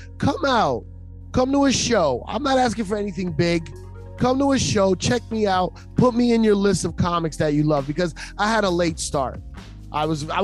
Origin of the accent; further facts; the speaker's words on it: New York City, New York, United States; as a New Yorker